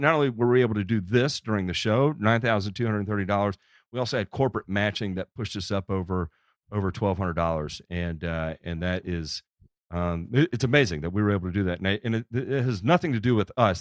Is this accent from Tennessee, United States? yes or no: yes; Memphis, Tennessee, United States; in Memphis, Tennessee, which is actually my hometown, and uh, I was born and raised there